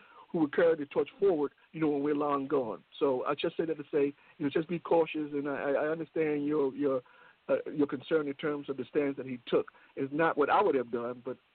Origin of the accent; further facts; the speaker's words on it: Richmond, United States; we grew up in Richmond.